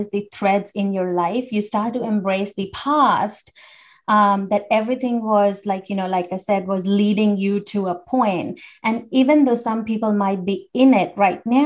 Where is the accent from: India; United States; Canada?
India; I grew up in India